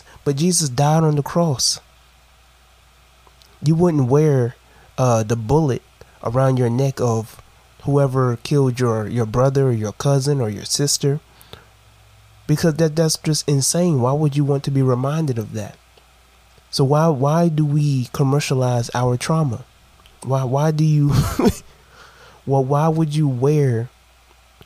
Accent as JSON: {"language": "English", "area": "Brunswick", "region": "Georgia", "country": "United States", "tie": "born or raised there", "said": "In my hometown."}